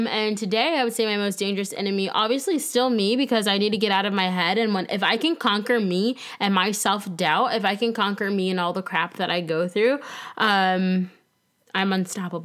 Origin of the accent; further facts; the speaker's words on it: Tampa, Florida, United States; moved away as an adult; also born or lived in Lansing, Michigan / Greensboro, North Carolina / Winston-Salem, North Carolina; Current day, I live in sunny Tampa, Florida. Yet again, that is where I grew up